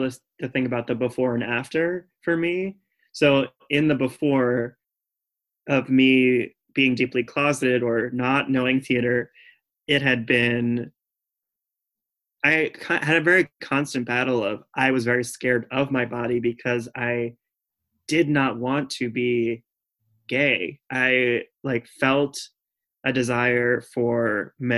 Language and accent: English; Raleigh, North Carolina, United States; also born or lived in Boston; now in New York, United States; I was growing up in Raleigh, North Carolina, where it was extremely homogenous